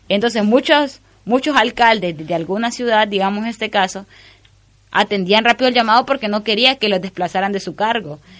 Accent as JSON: {"language": "Spanish", "country": "Honduras", "said": "como hondureña"}